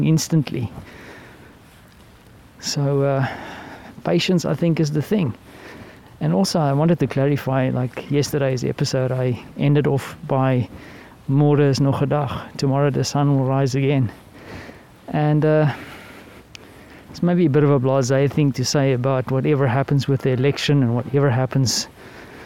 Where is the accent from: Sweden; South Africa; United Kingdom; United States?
South Africa; As a South African